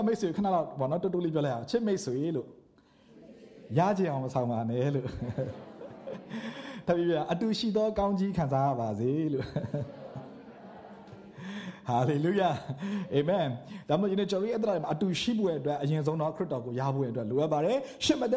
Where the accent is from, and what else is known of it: Myanmar